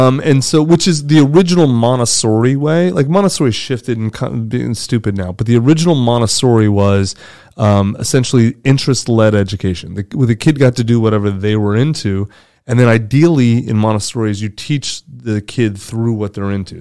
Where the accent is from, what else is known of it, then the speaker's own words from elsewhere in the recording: United States; I'm American. I live in America.